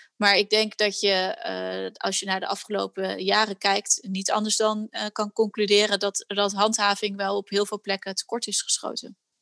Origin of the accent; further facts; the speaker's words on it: Netherlands; wij eh, als Nederlanders